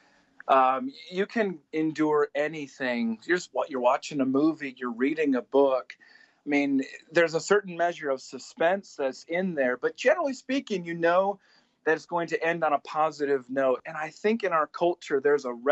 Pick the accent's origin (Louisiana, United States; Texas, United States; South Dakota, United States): South Dakota, United States; the people that I grew up with in South Dakota